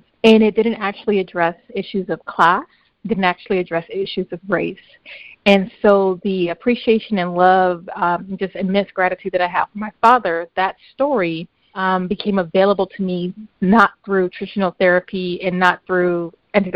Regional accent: Compton, California, United States; moved away as an adult; also born or lived in Long Beach / Mississippi; now in San Francisco, United States; We grew up in Compton

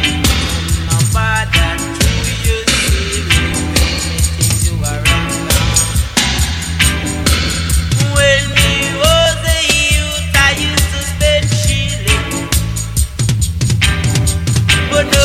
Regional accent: Melton Mowbray, East Midlands, United Kingdom; also born or lived in Leicester; a pub in my hometown that plays ska reggae

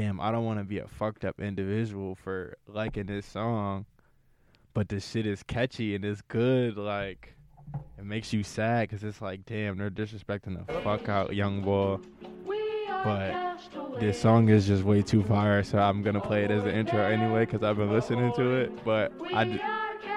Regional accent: New York, United States; moved away; also born or lived in Johnstown; I'm from New York, but I'm from New York

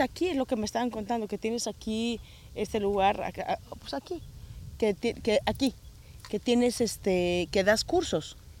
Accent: Mexico; moved away as an adult; now in United States; yo amo México y me hubiera encantado no haberme tenido que, que, salir de México

